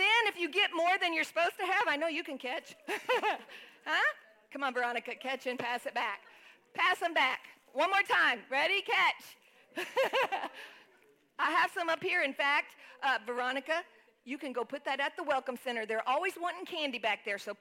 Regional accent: Texas, United States; moved away; I grew up in Texas

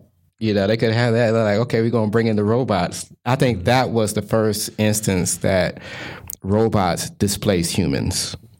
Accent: Detroit, Michigan, United States; now in Sacramento, United States; when I grew up in Detroit

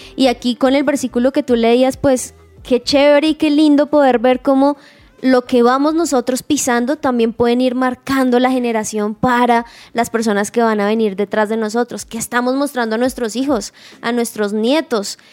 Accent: Sogamoso, Boyacá, Colombia; yo soy de Boyacá, muy orgullosamente sogamoseña

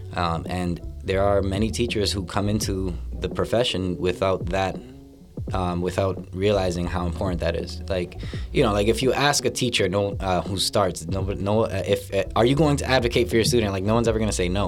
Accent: Lawrence, Massachusetts, United States; born and raised in Lawrence, Massachusetts

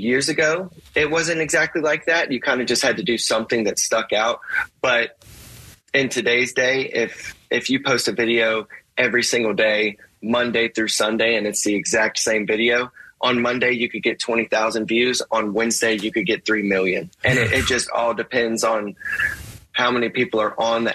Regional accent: Altavista, Virginia, United States; I'm from Alta Vista, Virginia, 2,000 people, and grew up getting bullied

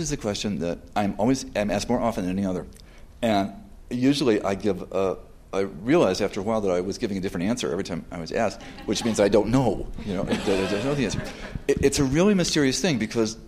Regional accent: New York, United States; I'm a New Yorker.

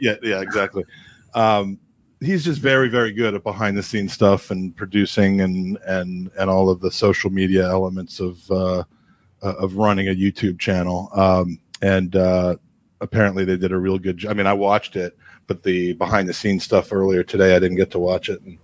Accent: United States; moved away as an adult; also born or lived in England; as an American

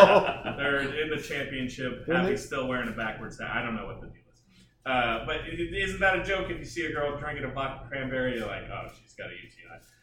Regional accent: Round Rock, Texas, United States; also born or lived in Austin, Texas; I was born in Austin and I had a short 12-year sabbatical in Round Rock.

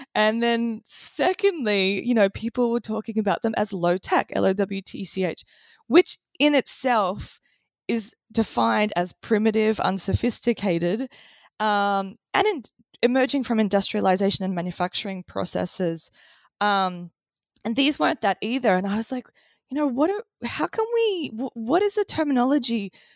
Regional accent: Australia; I grew up in Australia in the eighties

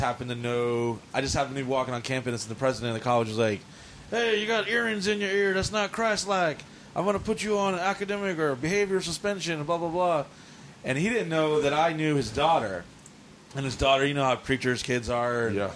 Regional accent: New Orleans, Louisiana, United States; born there; also born or lived in Dallas / San Diego / South Carolina; I was born in New Orleans, lived in Dallas, Texas, San Diego, lived in a foster home in South Carolina, lived in...

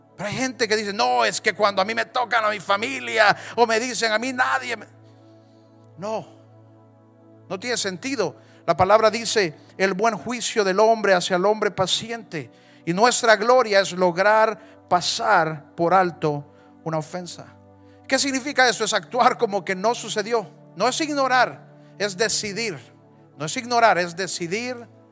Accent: Honduras; Cada vez que yo he cruzado la frontera, dejo de ser hondureño y de repente soy mexicano

